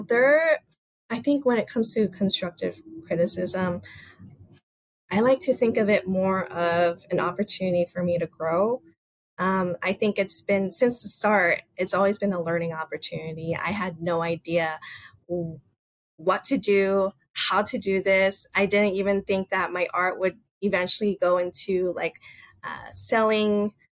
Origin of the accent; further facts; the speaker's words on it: Los Angeles, California, United States; also born or lived in Boston; I was born and raised in Los Angeles